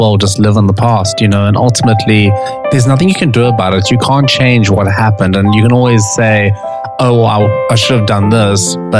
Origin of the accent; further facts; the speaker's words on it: South Africa; moved away; I'm from South Africa.